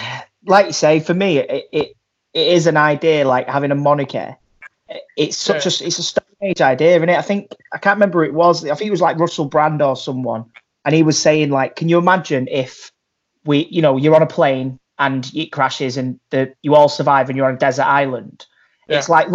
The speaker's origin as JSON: {"language": "English", "country": "United Kingdom", "said": "we're not free citizens, are we? We're British subjects."}